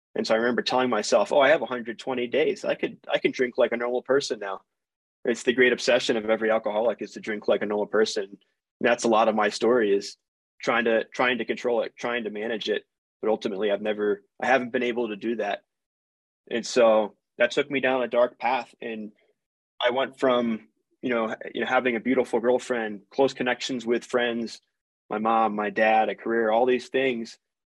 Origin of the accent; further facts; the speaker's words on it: East Coast, United States; I'm from the East Coast. What the hell is in Utah?